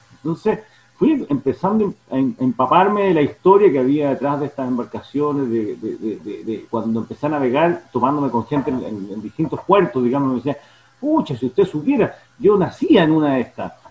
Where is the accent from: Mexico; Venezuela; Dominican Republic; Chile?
Chile; Santiago, Santiago Metropolitan Region; moved away as an adult; now in Yaguepe, Chile; yo soy oriundo de Santiago Santiago, nací allá, pero desde muy chico, siempre viniendo al